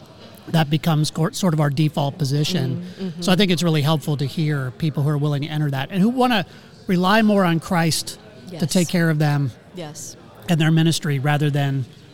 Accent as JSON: {"language": "English", "town": "Slippery Rock", "region": "Pennsylvania", "country": "United States", "tie": "born or raised there", "moved": "yes", "said": "my hometown of Slippery Rock, Pennsylvania."}